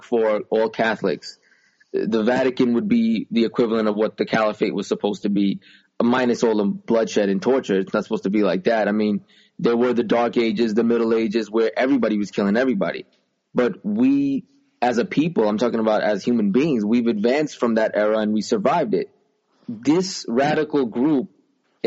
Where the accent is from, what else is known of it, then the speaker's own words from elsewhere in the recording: United States; also born or lived in New York; I'm an American. I'm proud to be an American